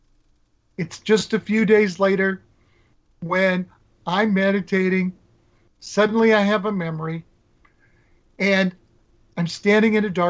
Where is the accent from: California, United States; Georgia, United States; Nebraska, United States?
Nebraska, United States; I grew up in Nebraska.